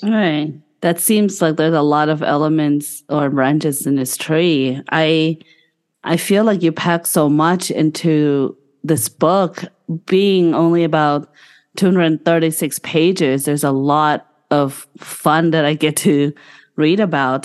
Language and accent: English; Bangkok, Thailand; moved away; he's in Bangkok, in which is my hometown